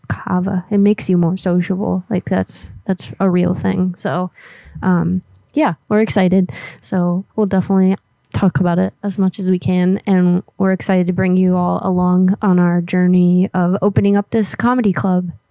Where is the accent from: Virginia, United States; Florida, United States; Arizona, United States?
Florida, United States; moved away; where I grew up in Florida